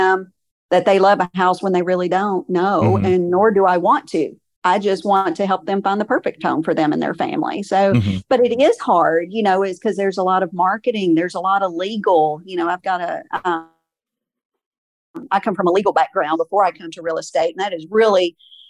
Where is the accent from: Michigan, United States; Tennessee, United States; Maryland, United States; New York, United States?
Tennessee, United States; Gallatin; now in Portland, Tennessee, United States; I am born and raised in Gallatin. I've lived in Portland for about 27-ish years